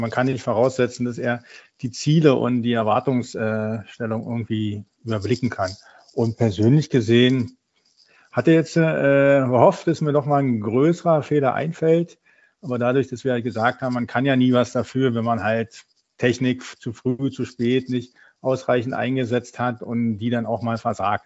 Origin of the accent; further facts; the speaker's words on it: Berlin, Germany; Ja, ich bin ein gebürtiger Berliner, bin dort aufgewachsen.